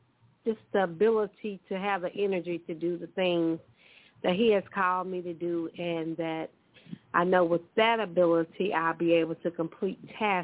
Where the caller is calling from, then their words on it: Mobile, Alabama, United States; I'm calling from Mobile, Alabama.